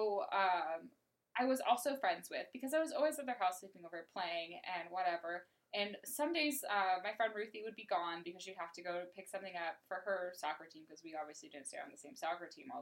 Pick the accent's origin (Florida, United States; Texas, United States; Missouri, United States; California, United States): California, United States; Southern; I grew up in Southern California